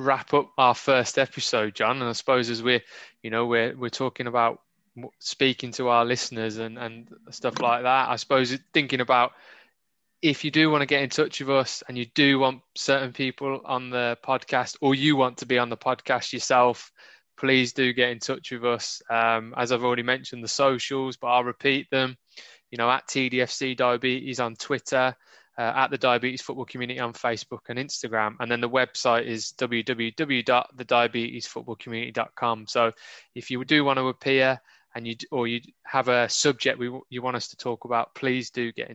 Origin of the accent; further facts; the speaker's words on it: High Wycombe, South East England, United Kingdom; I was born in High Wycombe.